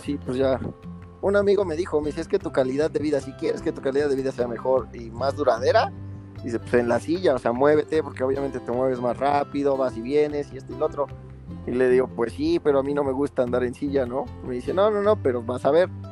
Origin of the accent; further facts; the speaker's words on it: San Martín Texmelucan, Puebla, Mexico; Soy originario de San Martín Texmelucan, toda mi vida he vivido aquí